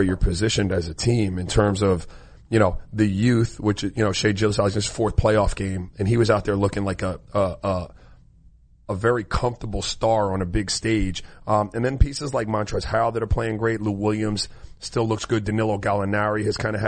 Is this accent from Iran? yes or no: no; U.S. Virgin Islands; moved away; I was born in St. Croix in the Virgin Islands